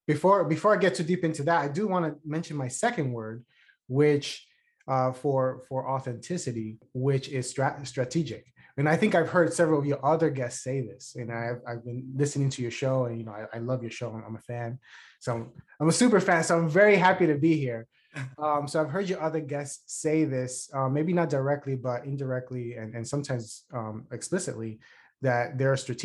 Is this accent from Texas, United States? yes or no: no; New York City, New York, United States; I grew up in the South Bronx